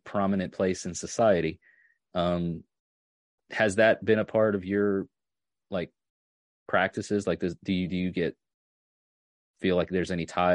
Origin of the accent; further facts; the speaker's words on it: North Shore of Long Island, New York, United States; I'm from New York, and I literally grew up near very large bodies of salt water